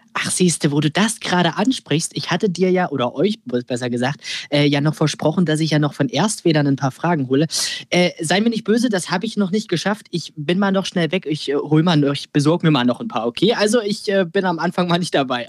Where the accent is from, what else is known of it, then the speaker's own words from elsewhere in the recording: Saxony-Anhalt, Germany; bei uns in Sachsen-Anhalt